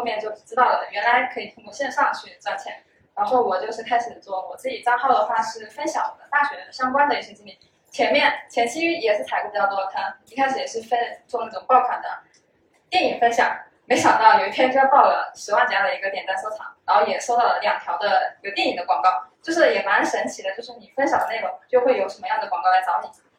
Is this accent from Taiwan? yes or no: no; Ganzhou, Jiangxi, China; moved away; also born or lived in Hangzhou; 我老家是赣州，